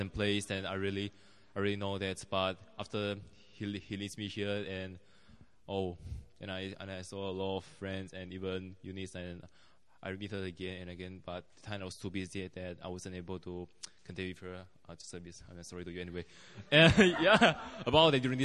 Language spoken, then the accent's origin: English; Malaysia; moved away as an adult; now in South Korea; I'm from Malaysia